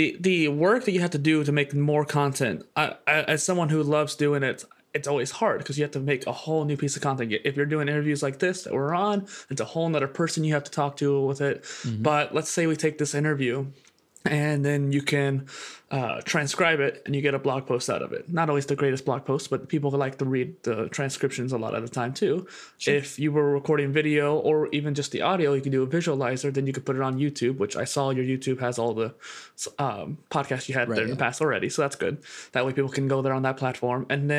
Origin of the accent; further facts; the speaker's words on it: Midwest, United States; So I grew up in the Midwest in a college town. With a lot of colleges in my area, there was a lot of modernness to it.